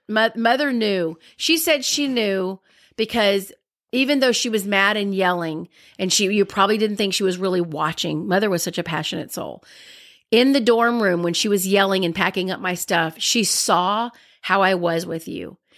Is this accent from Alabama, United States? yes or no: yes; Alabama, United States; I'm from Alabama.